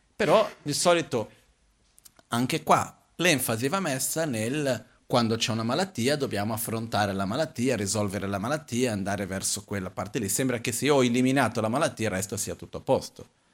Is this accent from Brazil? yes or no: yes; Brazil; essendo brasiliano